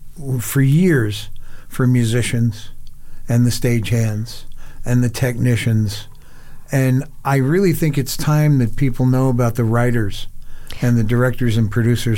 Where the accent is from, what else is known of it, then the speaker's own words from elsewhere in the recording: Las Vegas, Nevada, United States; I'm really from Las Vegas.